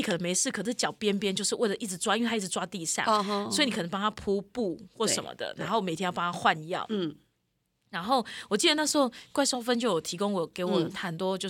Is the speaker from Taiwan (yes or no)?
yes; Yunlin County, Taiwan; 我云林啊